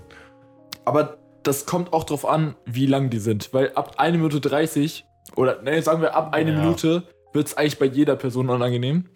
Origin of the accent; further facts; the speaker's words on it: Potsdam, Brandenburg, Germany; moved away as an adult; now in Berlin, Germany; ich bin ja geborener Berliner, ich bin zwar zum größten Teil aufgewachsen in Potsdam so und wohne jetzt wieder in Berlin